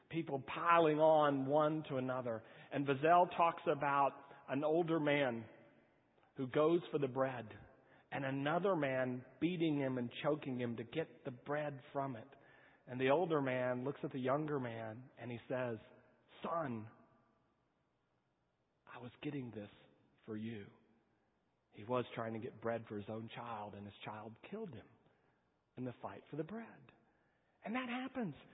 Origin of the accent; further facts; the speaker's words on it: California, United States; born there; I was born in California.